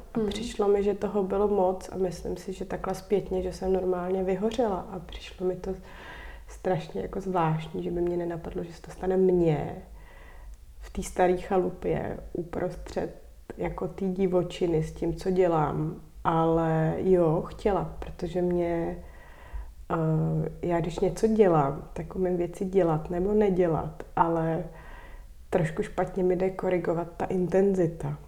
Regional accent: Prague, Czechia; moved away as an adult; also born or lived in Kokořínsko; Já jsem vyrostla na Vršovický

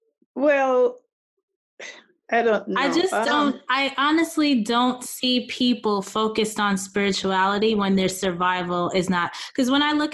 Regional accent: United States; we're American

